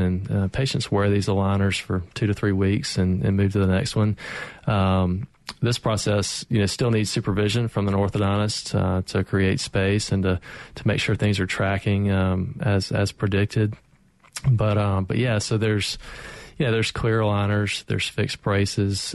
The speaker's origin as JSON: {"language": "English", "town": "Jackson", "region": "Mississippi", "country": "United States", "tie": "born or raised there", "also_born_or_lived": "Gainesville, Florida", "moved": "as an adult", "said": "I was born and raised in Jackson"}